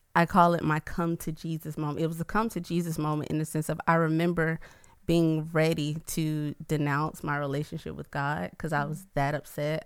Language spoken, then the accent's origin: English; Atlanta, Georgia, United States; moved away as an adult; now in Baton Rouge, United States; I'm originally from Atlanta